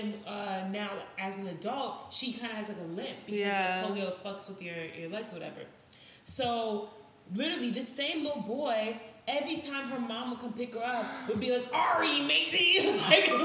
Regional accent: New York City, New York, United States; I grew up in Brooklyn

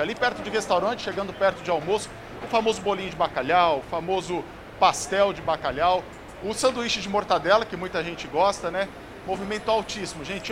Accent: interior of São Paulo, Brazil; now in São Paulo, Brazil; eu sou do interior de São Paulo. A gente lá nem fala de bacalhau, nem Natal, nem Ano Novo, né? A gente fala de leitô, a gente fala de churrasco. Eu fui descobrir isso aqui em São Paulo só

